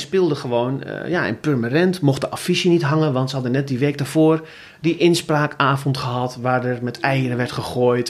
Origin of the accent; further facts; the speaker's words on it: Zutphen, Gelderland, Netherlands; in Zutphen, waar ik vandaan kom